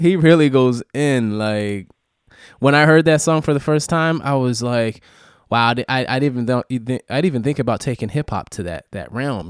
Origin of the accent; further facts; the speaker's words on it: New York, United States; I, I, I grew up in New York